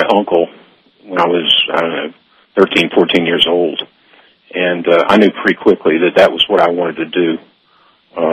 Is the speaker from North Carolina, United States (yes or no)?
yes; Durham, North Carolina, United States; now in Santa Barbara, United States; I'm from North Carolina originally, Durham, North Carolina, where Duke University is, and that's where I went to school. I grew up there and went to school there